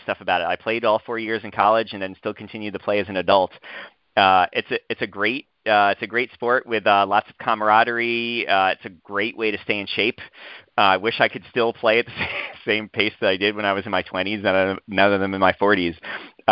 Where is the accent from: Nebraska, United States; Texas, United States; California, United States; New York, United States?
New York, United States; moved away as an adult; now in Urbana-Champaign, United States; Growing up in New York